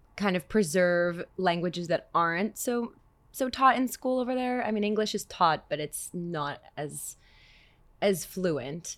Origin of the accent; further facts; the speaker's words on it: Montreal, Quebec, Canada; moved away as an adult; also born or lived in New York; now in Israel; that's what I grew up listening to in Montreal.